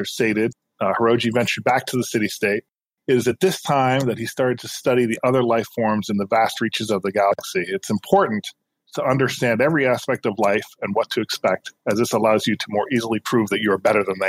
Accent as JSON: {"language": "English", "town": "New York City", "region": "New York", "country": "United States", "moved": "yes", "lives_now": "New Jersey, United States", "said": "I am originally from Brooklyn, New York, but I live in New Jersey now"}